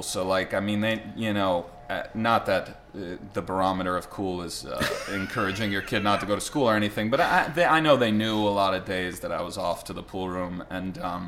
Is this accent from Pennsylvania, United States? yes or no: no; New York City, New York, United States; Born and raised in Manhattan.